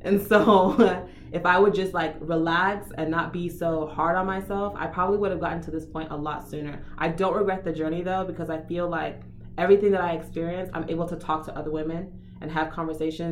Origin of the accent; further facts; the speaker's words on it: Miami, Florida, United States; moved away as an adult; also born or lived in Houston; I grew up in Miami